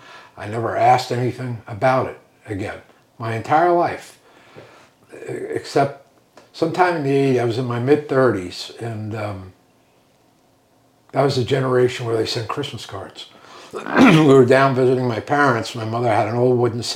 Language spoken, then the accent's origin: English; Northport, New York, United States; also born or lived in Brooklyn; I grew up on the North Shore of Long Island, a little town called Northport